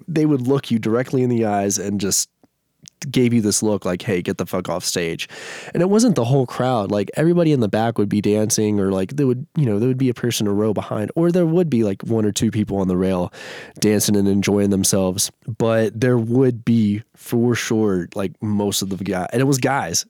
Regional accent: Shreveport, Louisiana, United States; now in Denver, United States; Shreveport, Louisiana, it's like northwest Louisiana, about three hours from Dallas

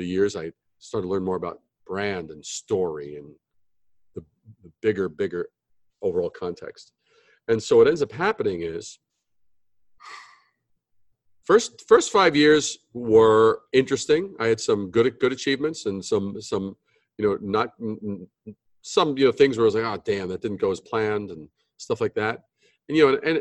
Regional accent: New York City, New York, United States; also born or lived in Brooklyn / Long Island / Manhattan; I'm native New Yorker, born in Brooklyn, raised in Queens, you know, Long Island, then Manhattan

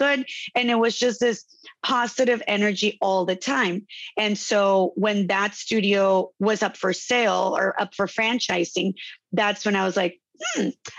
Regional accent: Tijuana, Baja California, Mexico; born or raised there; moved away as an adult; now in Chula Vista, United States

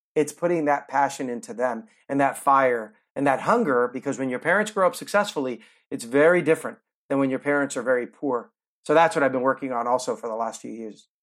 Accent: near Oakland, California, United States; moved away as an adult; also born or lived in Cuba; now in Florida, United States; I grew up near Oakland, California

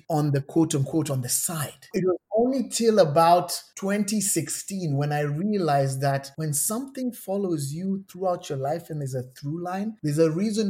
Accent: Nairobi, Kenya; moved away as an adult; I'm from Nairobi, Kenya.

